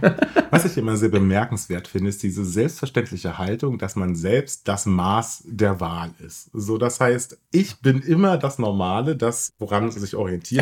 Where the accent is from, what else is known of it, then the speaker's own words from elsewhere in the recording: Brandenburg, Germany; ich bin in Brandenburg groß geworden